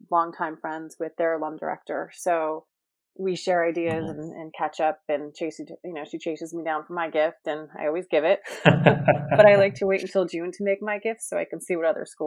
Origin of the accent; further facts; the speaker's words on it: Rye, New York, United States; also born or lived in Boston; now in Greenwich, United States; I was born in New York City. I grew up in Rye, New York, a suburb just outside of New York and went to school at Rye Country Day, um, obviously in Rye, New York, um, where my mom also taught kindergarten.